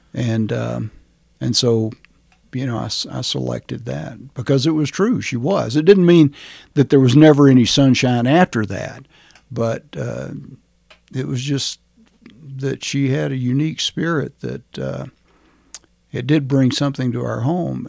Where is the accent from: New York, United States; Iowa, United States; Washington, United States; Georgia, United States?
Georgia, United States; Rome; now in Chaffee County, Colorado, United States; I was born in Rome, Georgia, which at that time was a small town, probably still a small town